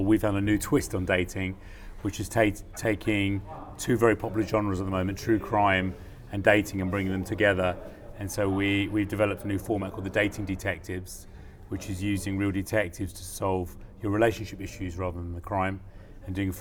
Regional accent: United Kingdom; as a British producer

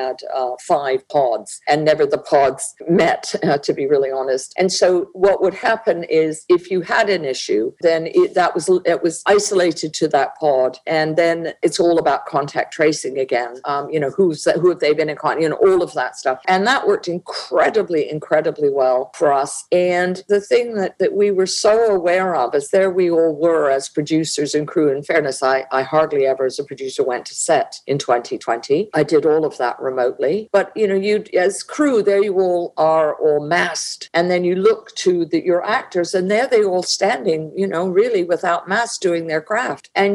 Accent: Canada

